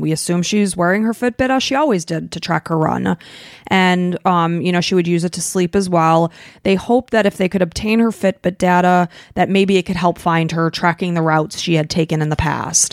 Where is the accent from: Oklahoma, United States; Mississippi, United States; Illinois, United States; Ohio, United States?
Illinois, United States; we're from Illinois. There's a lot of cornfields there.